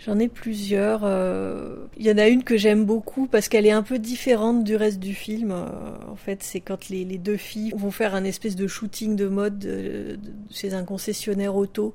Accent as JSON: {"language": "French", "country": "France", "said": "quand on vient de, de la France"}